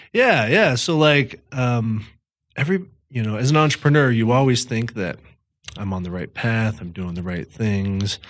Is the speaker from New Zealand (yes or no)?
no; Thornton, Colorado, United States; also born or lived in Fort Collins; I'm from Denver, uh, Thornton, to be specific. Uh, that's where I grew up.